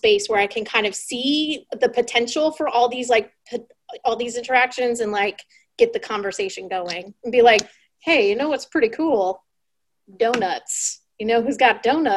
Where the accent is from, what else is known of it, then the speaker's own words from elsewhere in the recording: Western Pennsylvania, United States; I'm from Western Pennsylvania